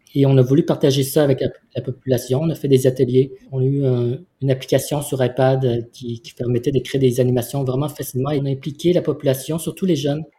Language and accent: French; Vietnam; now in Montreal, Canada; je suis né au Vietnam. Et Montréal, c'est ma ville d'accueil